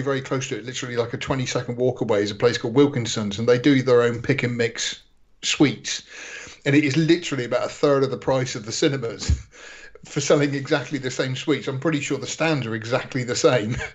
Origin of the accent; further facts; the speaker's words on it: United Kingdom; accent: British; I am British. Listen to this accent. I speak the Queen's